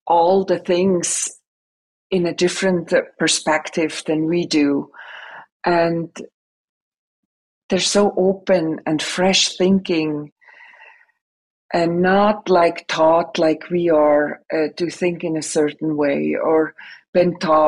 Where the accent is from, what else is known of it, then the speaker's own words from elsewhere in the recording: Switzerland; English is a second language; moved away as an adult; now in United States; I'm born and raised in Switzerland